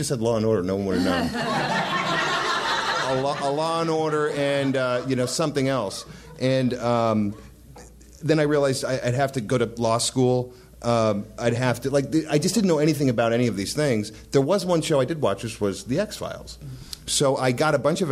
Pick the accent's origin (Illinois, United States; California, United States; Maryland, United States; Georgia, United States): California, United States; Whittier; I grew up in Whittier